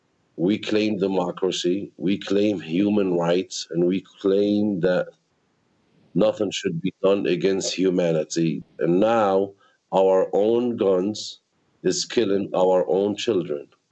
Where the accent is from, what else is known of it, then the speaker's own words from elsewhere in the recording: Al-Mazra'a ash-Sharqiya, West Bank, Palestine; also born or lived in Gretna, Louisiana, United States; now in Al-Mazra'a ash-Sharqiya, Palestine; I was born here in Palestine, in Mazar Sharkiyat, about 25 miles away from Jerusalem.